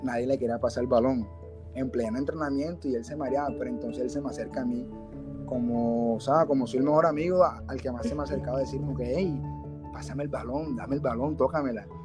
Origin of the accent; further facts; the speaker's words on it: Barranquilla, Atlántico, Colombia; now in Soledad, Colombia; En Barranquilla y vivo en Soledad